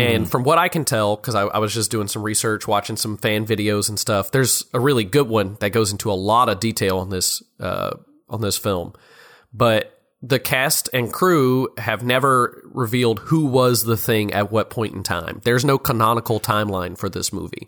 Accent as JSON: {"language": "English", "region": "Louisiana", "country": "United States", "also_born_or_lived": "Oklahoma", "said": "from Louisiana"}